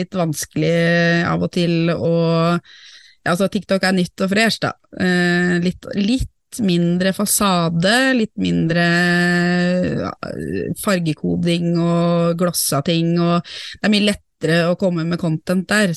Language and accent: Norwegian; Norway; jeg er norsk